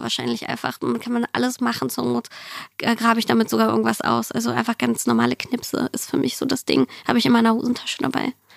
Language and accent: German; Germany; German is a second language; also born or lived in Siberia, Russia; ich bin 1990 in Sibirien geboren, auf der asiatischen Seite, also wirklich weit weg vom Schuss. Und ähm, wir sind 6, 95 nach Deutschland gekommen und äh, bei mir war viel einfach nur Deutsch lernen